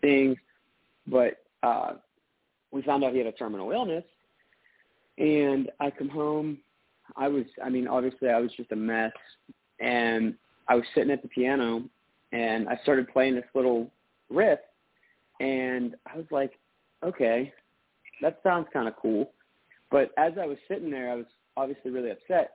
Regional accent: Pittsburgh, Pennsylvania, United States; also born or lived in Butler, Pennsylvania; I'm from Pittsburgh

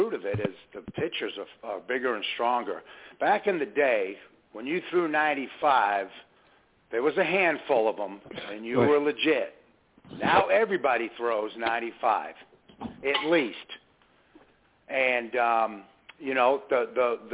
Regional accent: Massachusetts, United States; also born or lived in Methuen, Massachusetts; now in Coweta County, Georgia, United States; Growing up in Massachusetts, I played American Legion

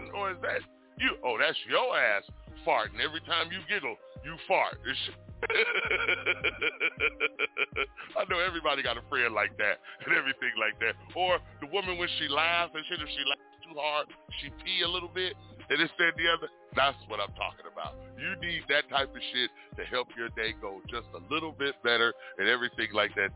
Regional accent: Richmond, California, United States; I was born and raised in Richmond, California

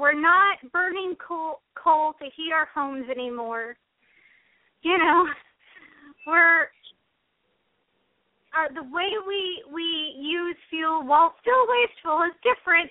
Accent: United States; our country and being American

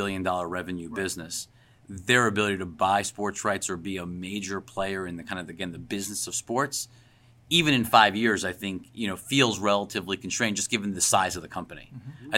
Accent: Long Island, New York, United States; I grew up in Long Island, so I grew up listening to WFAN and Mike and the Mad Dog.

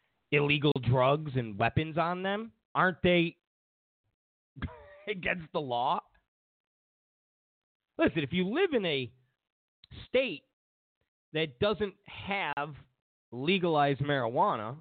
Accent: Rochester, New York, United States; also born or lived in Penfield, New York; I'm from Rochester, New York. I lived in Penfield.

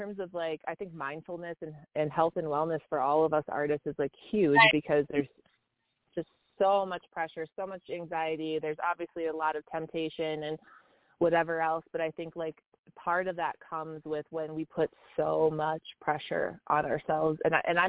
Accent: Minneapolis, Minnesota, United States; now in Colorado, United States; I'm from Minneapolis, and I lived just a couple blocks from where that happened

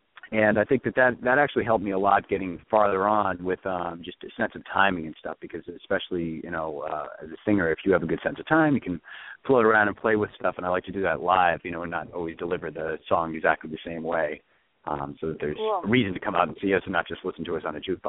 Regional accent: just outside of Boston, Massachusetts, United States; I'm a singer, and we, both my brother, Bo, who is our bass player, and I grew up just outside of Boston.

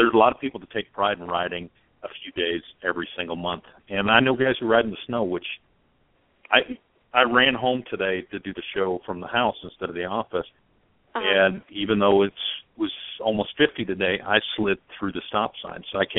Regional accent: California, United States; Growing up in Southern California, we were spoiled.

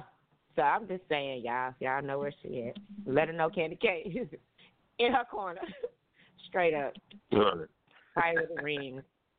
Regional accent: Tulsa, Oklahoma, United States; I'm from Tulsa. These guys are so different.

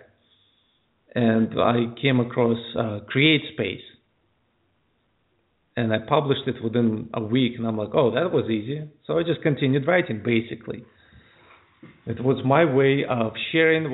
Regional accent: United States; also born or lived in Ukraine; I was raised in the States for the most part

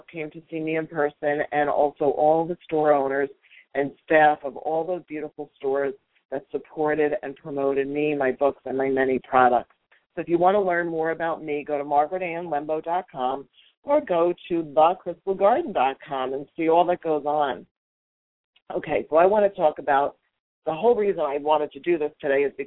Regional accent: New York, United States; I am a good old New York Italian girl

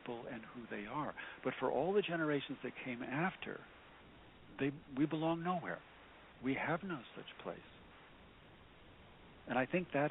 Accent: United States; as an American today

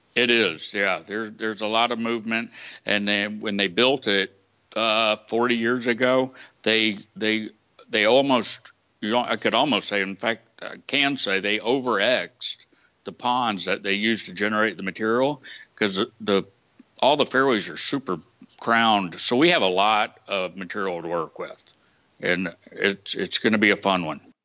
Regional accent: Georgia, United States; moved away; I'm from Georgia, so I was visiting family in Georgia

